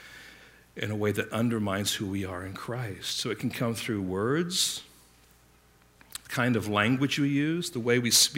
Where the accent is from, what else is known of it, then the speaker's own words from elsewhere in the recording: England, United Kingdom; I grew up in England